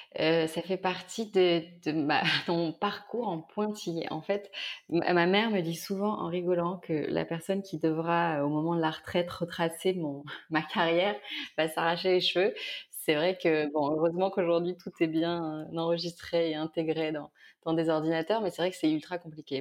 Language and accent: French; near Carpentras, Vaucluse, Provence-Alpes-Côte d'Azur, France; also born or lived in Avignon; now in Marseille, France; je suis née près de Lille. Et, euh, et, et, en fait, on a déménagé, j'avais 5-6 ans. Mon père a été muté. Donc là, je suis arrivée dans le sud de la France, dans le Vaucluse. Euh, près de Carpentras